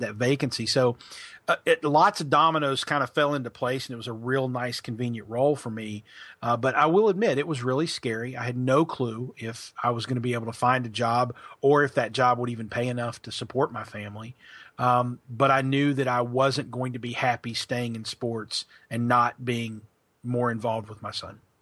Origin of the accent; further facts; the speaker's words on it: Pikeville, Kentucky, United States; moved away as an adult; also born or lived in Logan, West Virginia / Birmingham, Alabama; now in Louisville, United States; I'm from, uh, Pikeville, Kentucky. That's where I grew up